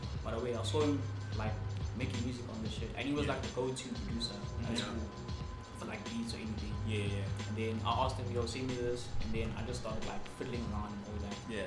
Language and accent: English; Springs, Gauteng, South Africa; I am from Springs. That is in the East Rand of Johannesburg